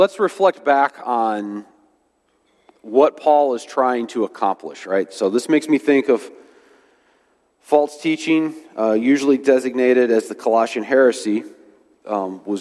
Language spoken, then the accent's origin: English; United States; we have as Americans